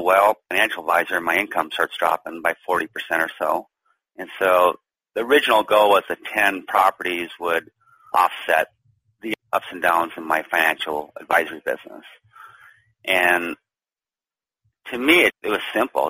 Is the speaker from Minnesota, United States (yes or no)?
yes; Duluth, Minnesota, United States; moved away as an adult; also born or lived in San Francisco; back to my hometown here in Duluth, Minnesota.